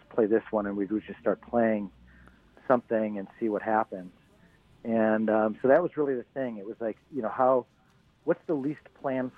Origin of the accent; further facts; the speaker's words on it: Midwest, United States; moved away; also born or lived in Bay Area, California; I grew up in the Midwest, you know, in the 80s